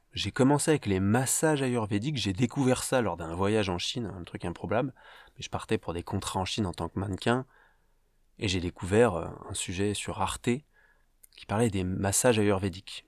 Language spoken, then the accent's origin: French; Paris, Île-de-France, France; je viens de Paris, en France, où j'ai euh, débuté ma vie